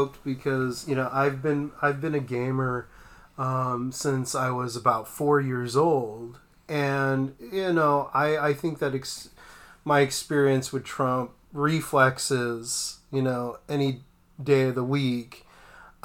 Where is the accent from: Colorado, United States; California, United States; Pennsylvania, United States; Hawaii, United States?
California, United States; Los Angeles; now in Monterey, United States; I grew up in the Los Angeles area